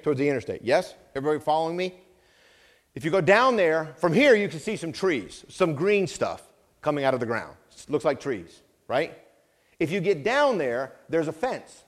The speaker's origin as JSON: {"language": "English", "region": "Vermont", "country": "United States", "tie": "born or raised there", "said": "I grew up in Vermont"}